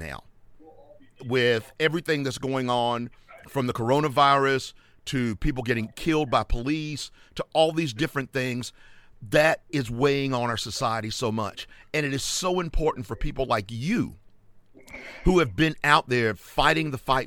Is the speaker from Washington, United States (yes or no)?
no; Charlotte, North Carolina, United States; moved away as an adult; now in Atlanta, United States; my hometown area, Charlotte, and the whole Metrolina region.